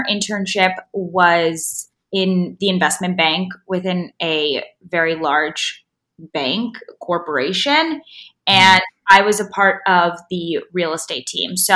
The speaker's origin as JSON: {"language": "English", "region": "south of France", "country": "France", "tie": "born or raised there", "also_born_or_lived": "Long Island, New York, United States / Paris, France", "moved": "as an adult", "lives_now": "New York, United States", "said": "So I was born in Long Island and moved mm-hmm. to France when I was ten years old. My mom is French and my dad's Russian, so I definitely have a, you know, an international background. Yeah. And grew up six years in the south of France and then two years in Paris came back to New York when I was 18"}